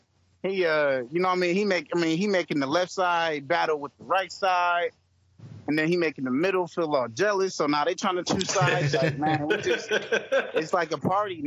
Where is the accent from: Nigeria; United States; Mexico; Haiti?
United States; Hartford, Connecticut; also born or lived in Columbus, Ohio; now in Houston, United States; I'm originally from Hartford, Connecticut